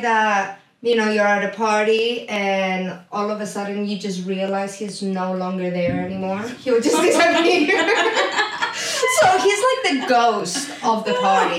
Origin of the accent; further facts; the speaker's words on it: Cyprus; moved away as an adult; also born or lived in United States; I'm from Cyprus, but I lived a little bit of everywhere. I was in the States for about 4 or 5 years